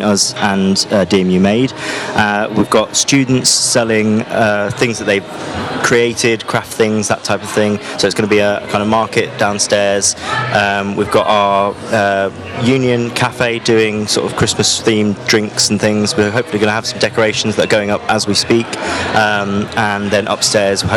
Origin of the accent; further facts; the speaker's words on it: Loughborough, East Midlands, United Kingdom; moved away as an adult; now in Leicester, United Kingdom; I'll be going home. So I'm from Loughborough. I'll be going back there